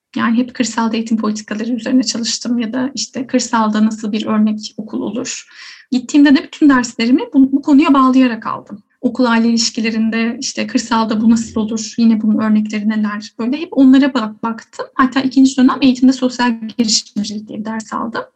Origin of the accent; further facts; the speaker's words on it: Yalova, Turkey; also born or lived in Istanbul; Yalova'lıyım diyebilirim. Ee, orada büyüdüm.